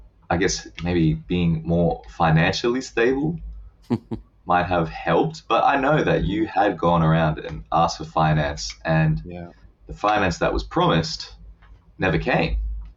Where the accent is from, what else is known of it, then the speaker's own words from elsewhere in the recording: Japan; I just think over time, growing up in Japan just grows on you. Like the country, the culture, the people, it just grows on you.